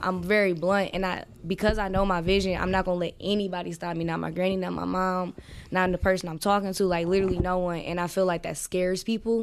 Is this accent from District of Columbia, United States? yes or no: no; Milwaukee, Wisconsin, United States; also born or lived in Georgia; I'm from Milwaukee, um, uh, on the north side, you know, where most of the black people is